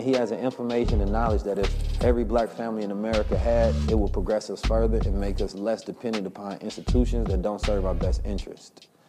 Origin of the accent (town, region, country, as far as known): Oakland, California, United States